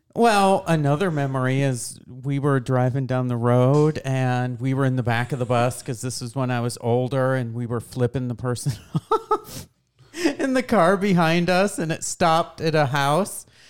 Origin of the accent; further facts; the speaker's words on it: Boonville, New York, United States; moved away; also born or lived in Lowville, New York; I grew up in Boonville